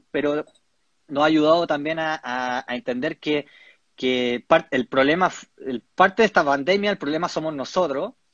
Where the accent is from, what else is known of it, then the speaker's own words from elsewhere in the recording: Chile; Estamos trabajando con cobre, algo que como chilenos también nos da orgullo.